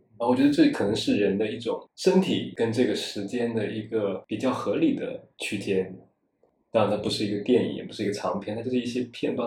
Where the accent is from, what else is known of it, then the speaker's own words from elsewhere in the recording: Wenzhou, Zhejiang, China; first language Wenzhounese; Chinese is a second language; moved away; 我是一个温州人，母语是温州话